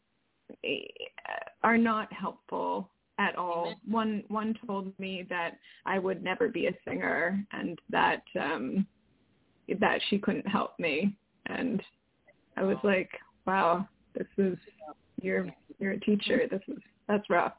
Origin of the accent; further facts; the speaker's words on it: California, United States; now in New York City, United States; I'm from California